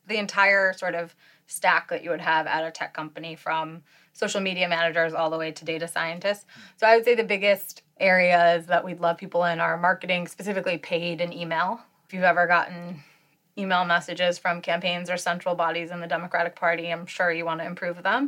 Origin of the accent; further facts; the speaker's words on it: Detroit suburbs, Michigan, United States; now in San Francisco, United States; I grew up in in and around the Detroit suburbs